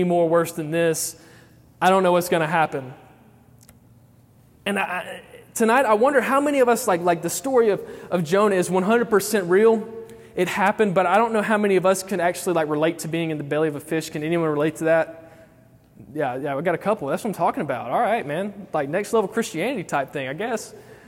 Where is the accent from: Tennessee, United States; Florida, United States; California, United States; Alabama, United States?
Alabama, United States; I am from Alabama